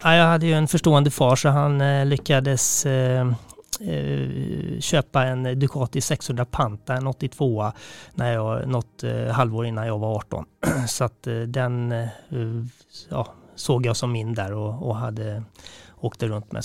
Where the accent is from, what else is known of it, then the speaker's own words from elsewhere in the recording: Sweden; här hemma i Sverige